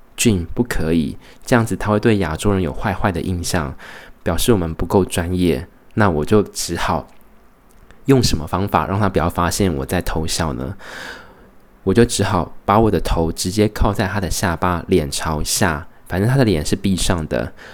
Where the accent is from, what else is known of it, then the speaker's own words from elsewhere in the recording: Taiwan; now in Brisbane, Australia; 觉得身为台湾人，一定要礼尚往来